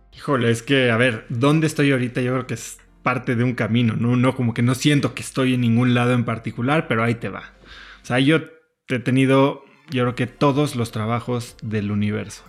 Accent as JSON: {"language": "Spanish", "country": "Mexico", "also_born_or_lived": "New York, United States", "moved": "as an adult", "said": "llevo 10 años que regresé de mi maestría en Estados Unidos y después de vivir en Nueva York a México"}